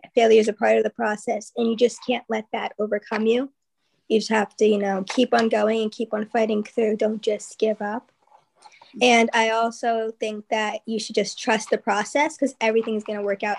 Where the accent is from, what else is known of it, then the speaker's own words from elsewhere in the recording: New Jersey, United States; now in Ohio, United States; New Jersey.